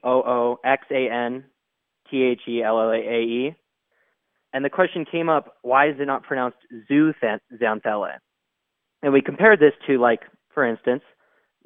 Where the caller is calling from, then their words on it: Prescott, Arizona, United States; I'm calling from Prescott, Arizona